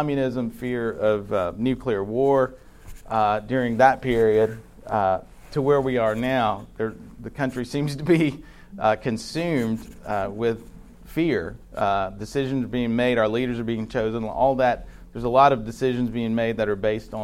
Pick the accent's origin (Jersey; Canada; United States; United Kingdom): United States; North Alabama; I grew up in North Alabama